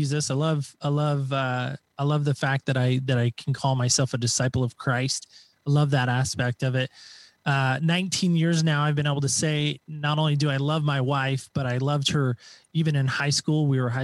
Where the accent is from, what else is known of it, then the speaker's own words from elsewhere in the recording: Medford, Oregon, United States; I am from the great state of Oregon, Southern Oregon specifically